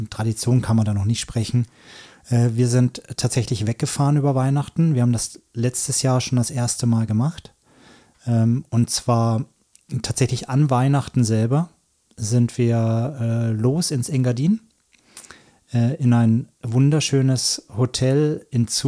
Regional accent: Franconia, Bavaria, Germany; ich komme ja aus Franken, das ist ja eine ganz andere Welt

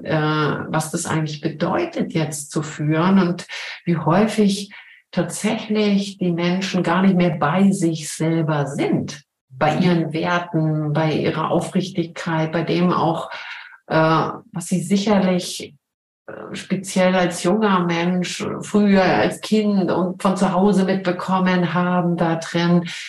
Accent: Berlin, Germany; moved away as an adult; also born or lived in Cologne / Switzerland; now in St. Gallen, Switzerland; Ich bin in Köln geboren bin aber in Berlin aufgewachsen

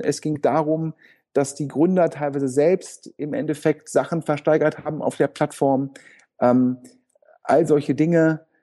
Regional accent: Düsseldorf, North Rhine-Westphalia, Germany; als Düsseldorfer

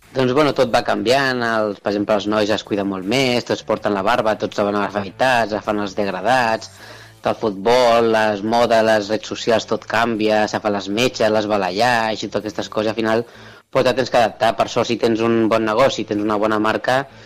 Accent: Tarragona, Catalonia, Spain; tinc 34 anys i nascut a Tarragona

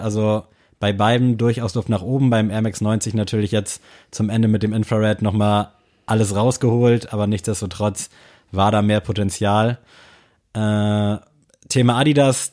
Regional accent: Southern Germany, Germany; Ich bin ja aus Süddeutschland.

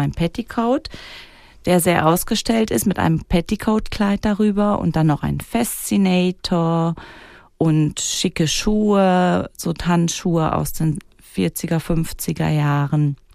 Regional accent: Germany; also born or lived in Kreuzlingen, Switzerland; now in Wädenswil, Switzerland; bei uns in Deutschland

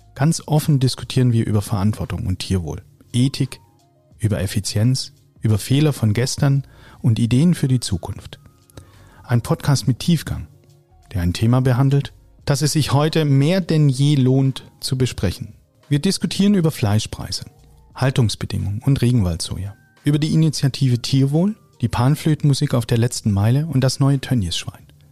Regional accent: Swabia, Baden-Württemberg, Germany; Ich bin Schwabe

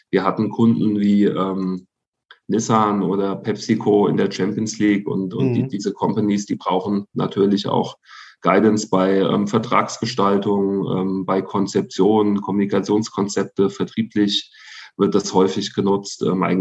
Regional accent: Hesse, Germany; ich komme gebürtig aus Mittelhessen. Das ist wirklich so eine ähm, Handballregion zu der Zeit

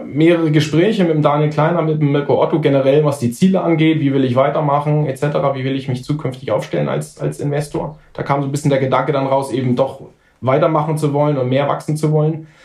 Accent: Nuremberg, Bavaria, Germany; weil ich komme aus Nürnberg.

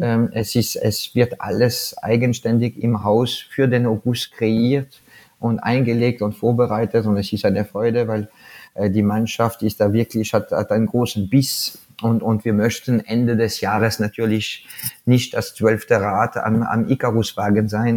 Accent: France; German is a second language; now in Salzburg, Austria; ich bin Franzose

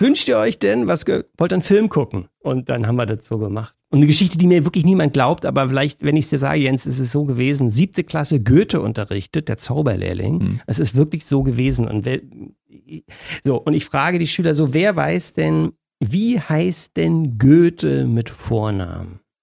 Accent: Germany; ich da als Deutscher

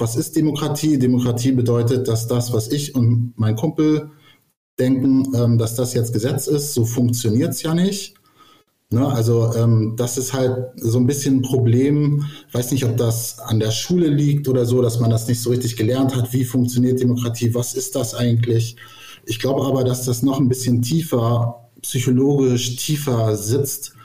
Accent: Germany; ich habe in der DDR meine Kindheit verbracht

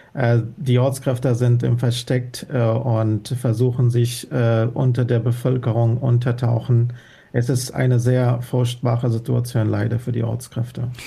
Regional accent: Afghanistan; first language Dari; German is a second language; moved away as an adult; now in Germany; meinem Heimatland Afghanistan

